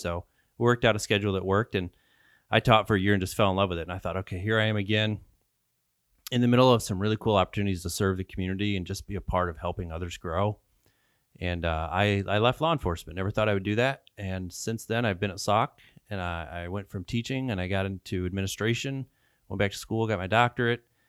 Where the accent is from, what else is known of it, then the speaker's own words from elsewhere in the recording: Tampico, Illinois, United States; also born or lived in Polo, Illinois; I grew up in Tampa Coe, Illinois.